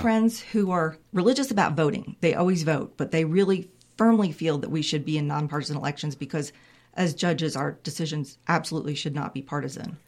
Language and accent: English; Raleigh, North Carolina, United States; I grew up in Raleigh. I grew up about a mile from Carter Finley